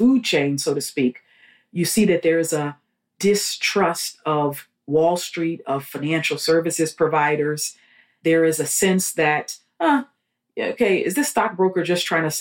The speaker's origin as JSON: {"language": "English", "town": "Los Angeles", "region": "California", "country": "United States", "tie": "born or raised there", "also_born_or_lived": "New York / New Jersey", "moved": "as an adult", "lives_now": "Houston, United States", "said": "I grew up in Los Angeles after my family moved to Southern California from New York"}